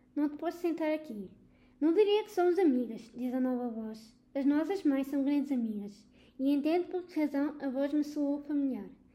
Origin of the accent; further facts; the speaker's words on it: Almada, Lisbon, Portugal; venho de Almada